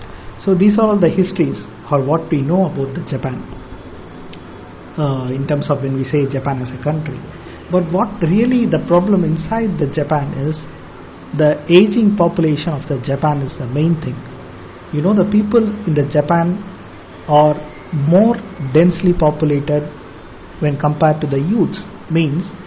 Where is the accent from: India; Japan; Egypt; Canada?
India; as an Indian